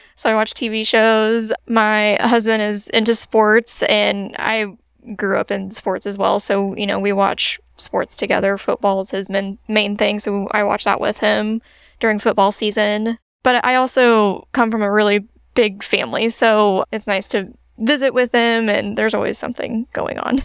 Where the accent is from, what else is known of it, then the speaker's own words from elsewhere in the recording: Springfield, Illinois, United States; moved away as an adult; also born or lived in Carbondale, Illinois; I'm originally from Springfield area